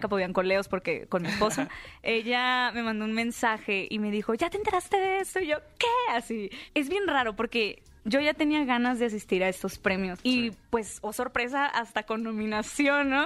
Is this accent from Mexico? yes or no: yes; Hermosillo, Sonora, Mexico; yo soy originaria de Hermosillo, Sonora